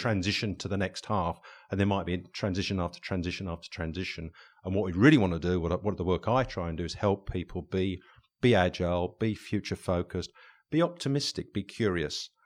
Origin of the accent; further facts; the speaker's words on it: England, United Kingdom; back in the day when we were, were, uh, growing up in England